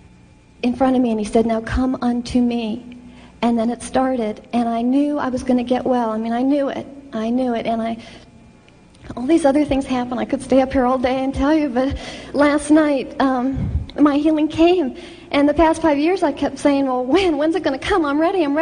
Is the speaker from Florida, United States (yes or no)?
yes; Fort Lauderdale, Florida, United States; I'm from Fort Lauderdale